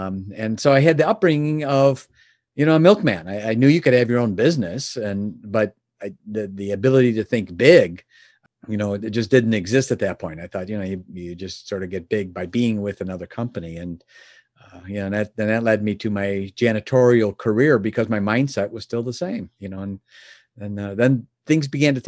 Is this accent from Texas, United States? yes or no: no; Chicago, Illinois, United States; Born and raised in the Chicagoland area. And my father was a milkman.